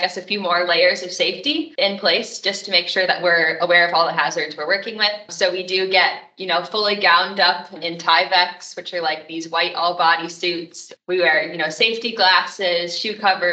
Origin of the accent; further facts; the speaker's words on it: Michigan, United States; moved away as an adult; also born or lived in Indiana; I grew up in Michigan and I wanted to come back